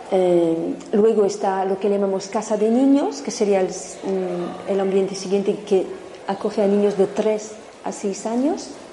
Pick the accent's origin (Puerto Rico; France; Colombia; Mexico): France; now in Spain; En Francia, de donde vengo también